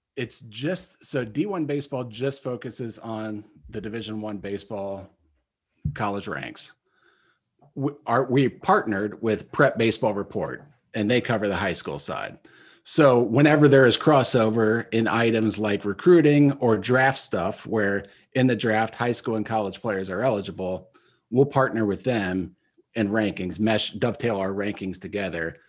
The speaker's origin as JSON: {"language": "English", "town": "Minster", "region": "Ohio", "country": "United States", "tie": "born or raised there", "moved": "yes", "said": "Minster, Ohio, of course, my hometown"}